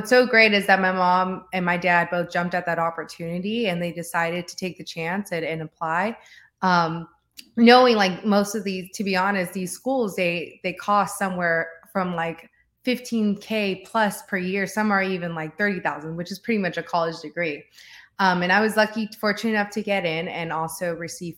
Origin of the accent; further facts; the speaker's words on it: San Fernando, California, United States; I grew up in San Fernando Valley. So in a small city in San Fernando